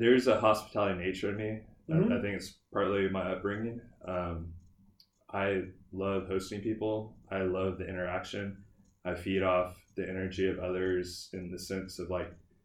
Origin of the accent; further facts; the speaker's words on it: Houston, Texas, United States; now in Austin, United States; I grew up in Houston